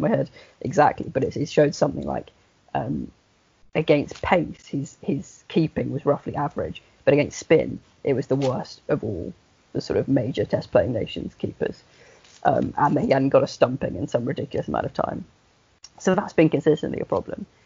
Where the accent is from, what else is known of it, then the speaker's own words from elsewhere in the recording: England, United Kingdom; claiming myself as an Englishman